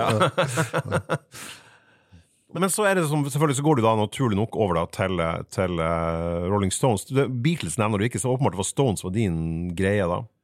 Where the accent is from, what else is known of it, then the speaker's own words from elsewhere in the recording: Fauske, Nordland, Norway; i Fauske kommune, der jeg er fra